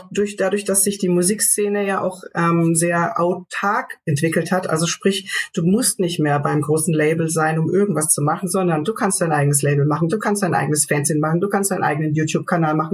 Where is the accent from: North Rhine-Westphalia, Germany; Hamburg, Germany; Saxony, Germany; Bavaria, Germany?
Bavaria, Germany; Ansbach; wir spielen da im Café Waldsee in meiner Heimat in Ansbach. Frankenland